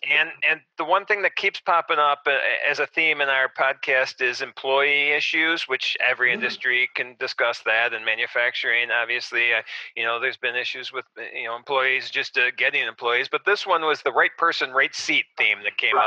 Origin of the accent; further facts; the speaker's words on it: Arlington Heights, Illinois, United States; I grew up in Arlington Heights, a suburb of Chicago, and I still live in Arlington Heights